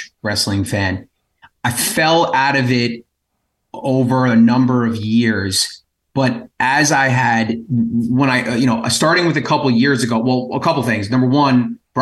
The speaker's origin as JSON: {"language": "English", "area": "Long Island", "region": "New York", "country": "United States", "said": "We're from Long Island."}